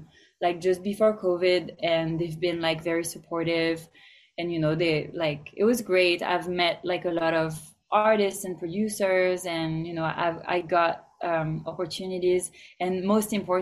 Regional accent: France; now in Los Angeles, United States; I'm from France, for example, and they didn't really like me embracing my roots

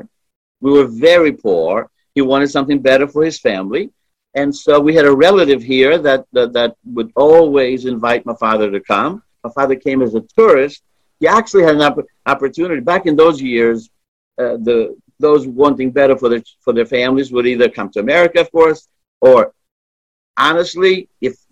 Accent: Hampton, Virginia, United States; English is a second language; also born or lived in Greece; living in Hampton, literally not even a 10-minute drive from my house was the Hampton Coliseum.

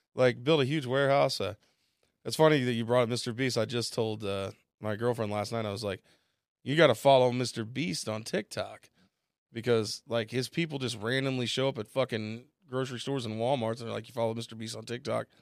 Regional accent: Bixby, Oklahoma, United States; also born or lived in Chicago; now in Tulsa, United States; just come home back to Tulsa 'cause I'm from Bixby.

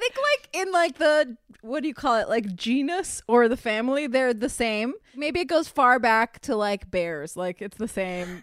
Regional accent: Miami, Florida, United States; I'm from Miami where there's tons of feral cats, and my mother is an animal lover, as am I. So there was always cats coming around our house

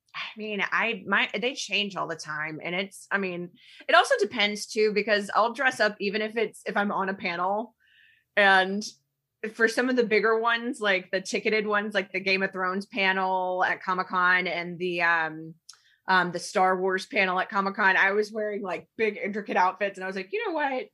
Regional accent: Alabama, United States; moved away; I am not from here. I grew up in Alabama, like, in the nineties

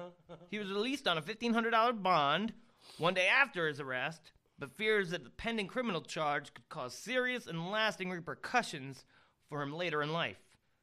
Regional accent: Bradenton, Florida, United States; That was the one in Bradenton, Florida. That was the one that we went on in my hometown.

